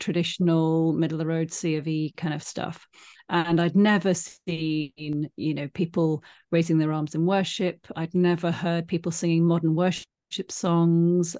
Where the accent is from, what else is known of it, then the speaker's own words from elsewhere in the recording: United Kingdom; I'm British